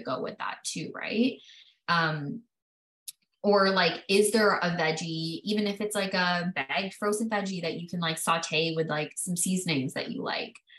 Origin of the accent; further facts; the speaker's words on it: Canada; I was born and raised in Canada